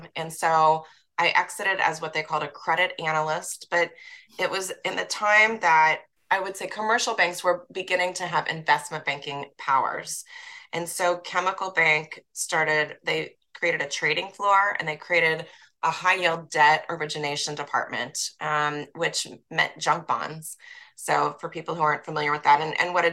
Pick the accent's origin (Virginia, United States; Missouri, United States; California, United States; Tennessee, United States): Missouri, United States; Kansas City; moved away as an adult; also born or lived in New York / Chicago; my hometown in Kansas City